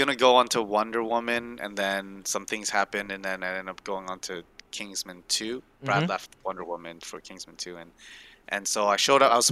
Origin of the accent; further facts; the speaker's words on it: Malaysia; moved away; I'm from Malaysia too.